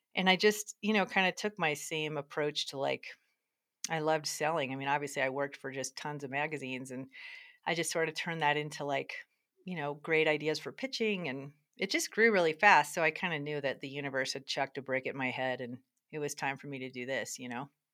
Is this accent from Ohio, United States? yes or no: no; Durango, Colorado, United States; I'm in Durango, Colorado, which is sort of exciting 'cause it's my hometown